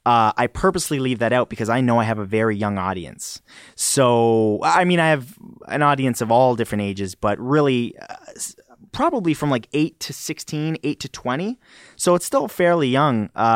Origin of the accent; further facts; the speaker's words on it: Canada; do you guys hear an accent the way I speak? Because I'm Canadian?